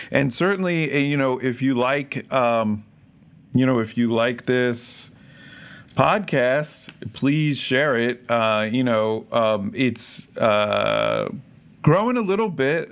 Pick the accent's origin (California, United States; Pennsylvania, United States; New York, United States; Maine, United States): Pennsylvania, United States; Philadelphia; I grew up in the Philadelphia area